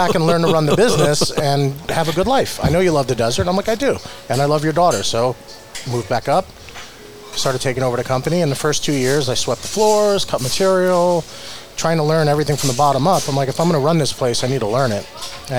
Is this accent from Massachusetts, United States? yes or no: no; Atlantic City, New Jersey, United States; moved away as an adult; now in Palm Springs, United States; Atlantic City, New Jersey